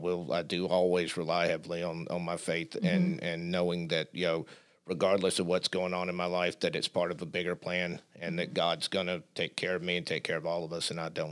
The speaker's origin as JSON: {"language": "English", "region": "Southern United States", "country": "United States", "said": "I'm still a Southerner."}